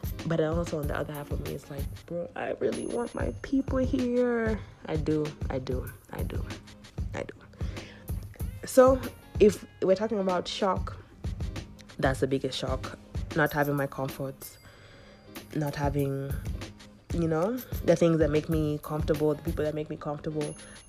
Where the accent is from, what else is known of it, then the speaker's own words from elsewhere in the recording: Kenya; but I think people have said like I don't look like I'm from Kenya at the moment